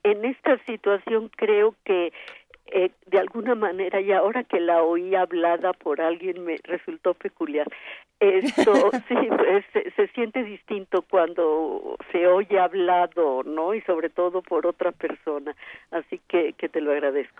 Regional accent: Mexico; Somos muchas las mexicanas

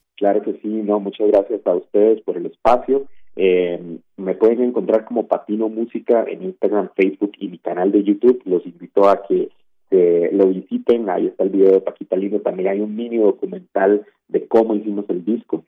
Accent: Costa Rica; Costa Rica, que es de donde yo soy

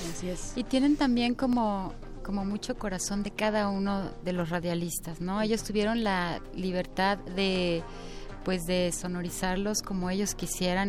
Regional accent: Mina de San Miguel, Oaxaca, Mexico; now in Santo Domingo Zanatepec, Mexico; de Mina de San Miguel, de Mina en San Entonces yo, vine de San Miguel, ya vine a vivir aquí en Sanatepec, como 40 años

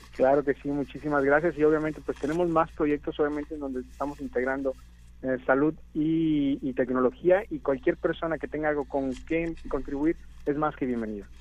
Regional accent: Mexico; todos los demás somos mexicanos

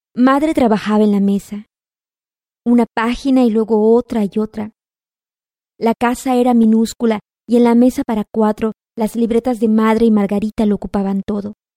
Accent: Yucatán, Mexico; soy yucateca, nací en 1985

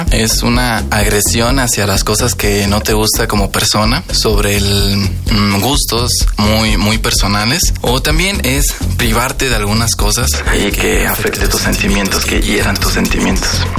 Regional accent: Colima, Mexico; now in Cusco, Peru; tengo 21 años de edad y soy de Colima, México. Y actualmente me encuentro estudiando un semestre en la Universidad Andina del Cusco, en Perú.

